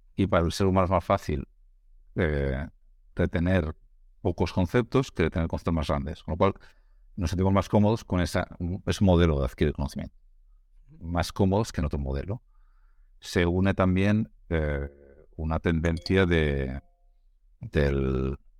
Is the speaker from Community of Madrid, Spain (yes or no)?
no; Navarre, Spain; now in Catalonia, Spain; soy un, navarro viviendo en, Cataluña